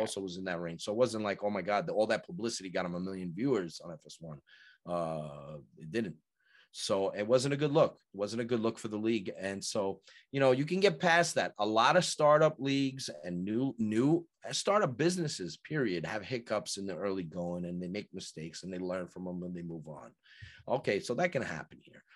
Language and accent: English; United States; moved away; I'm originally from New York, so I'm used to saying certain words